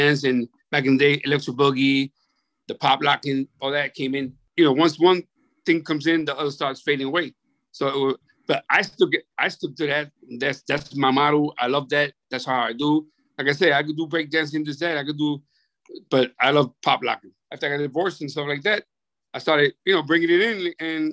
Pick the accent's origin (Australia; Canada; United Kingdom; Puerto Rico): Puerto Rico; Vega Baja; I'm from Vega Baja.